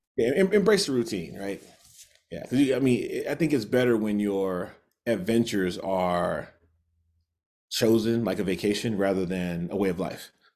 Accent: the industrial Midwest, United States; moved away as an adult; now in Utah, United States; I grew up in the Midwest, part of the, sort of the industrial Midwest and the Rust Belt

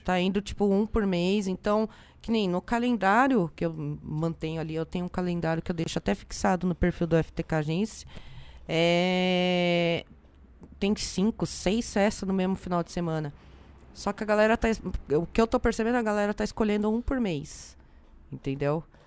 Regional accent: São José dos Campos, São Paulo, Brazil; Eu sou de São José dos Campos

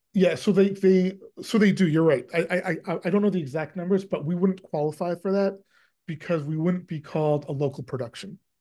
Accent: Canada; I am Canadian and I spend a lot of time in Canada

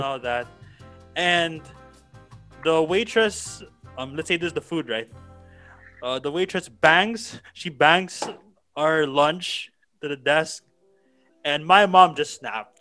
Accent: Philippines; also born or lived in San Francisco, United States; I was born in San Francisco but lived life here in the Philippines for the most part

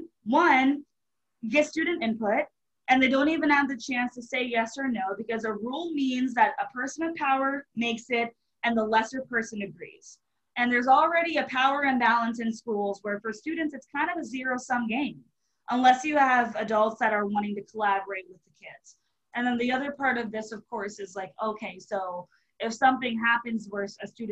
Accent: Marlton, New Jersey, United States; moved away as an adult; also born or lived in Charleston, South Carolina; I grew up in Marlton, New Jersey, which is a suburb of Philadelphia

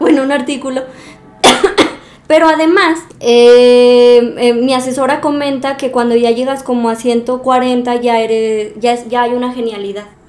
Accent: Aguascalientes, Mexico; moved away as an adult; now in Morelia, Mexico; yo soy de Aguascalientes y luego vine a Morelia

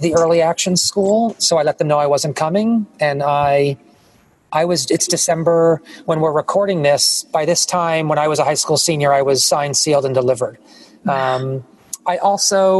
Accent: New York, United States; When I was growing up in New York

